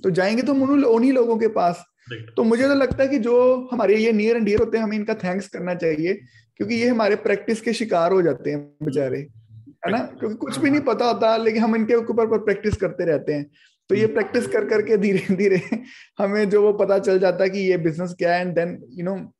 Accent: Amritsar, Punjab, India; मैं बेसिकली अमृतसर पंजाब से बिलोंग करता हूँ

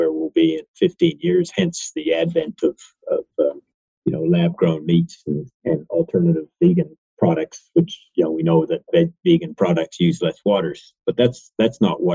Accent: Eastern Canada, Canada; growing up in Eastern Canada

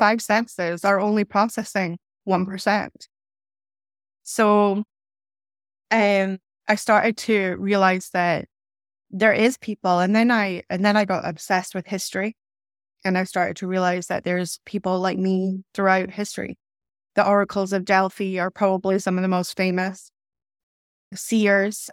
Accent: Inverness, Scotland, United Kingdom; also born or lived in Stockholm, Sweden; I moved from Stockholm when I was about ten years of age to Scotland. I moved from a large capital city, Stockholm, that's very vibrant, very multicultural, eh, to Little Inverness

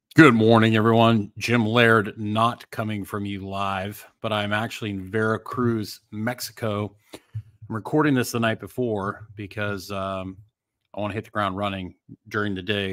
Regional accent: Canada; moved away; I grew up in Canada.

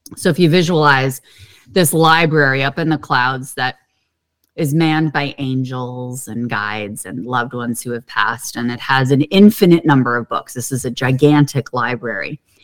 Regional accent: Pittsburgh, Pennsylvania, United States; I grew up in Pittsburgh, Pennsylvania, and that is like the city of hills

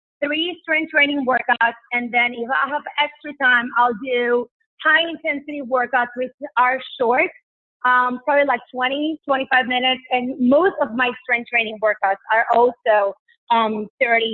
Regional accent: Puerto Rico; moved away; Because I lived in Puerto Rico. I grew up in Puerto Rico

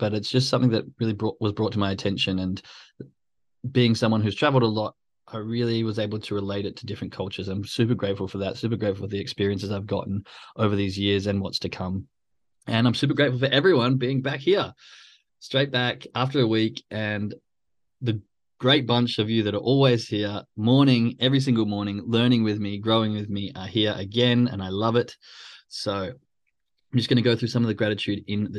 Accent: Australia; moved away; I'm Australian

